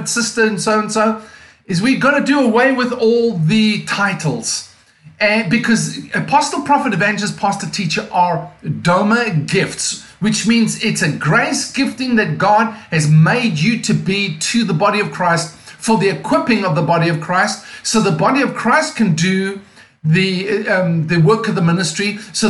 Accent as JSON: {"language": "English", "town": "Cape Town", "region": "Western Cape", "country": "South Africa", "accent": "non-American", "moved": "yes", "lives_now": "Mount Joy, United States", "said": "my accent is non-American. As you can hear, I'm actually from South Africa, from a place called Cape Town, South Africa"}